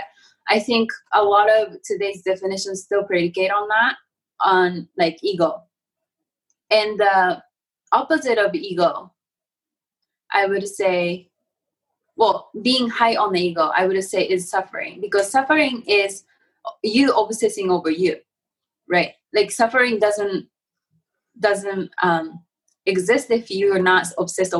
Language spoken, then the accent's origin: English; Japan; I'm from Japan and I have this like a Zen sort of way of upbringing